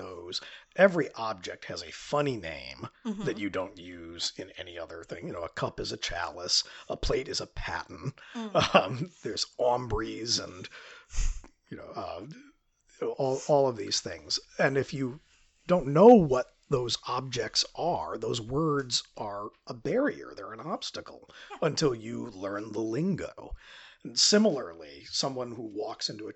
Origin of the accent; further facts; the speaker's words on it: upstate New York, United States; I grew up in a church called St. Mark in upstate New York